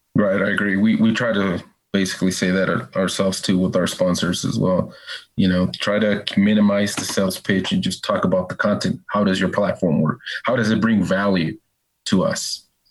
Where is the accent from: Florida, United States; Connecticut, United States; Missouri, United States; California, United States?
California, United States; Northern; moved away; I'm from Northern California